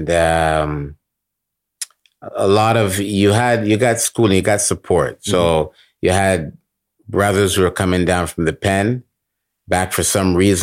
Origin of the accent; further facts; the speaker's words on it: Mississauga, Ontario, Canada; also born or lived in Oakville; I grew up in the Mississauga Oakville area.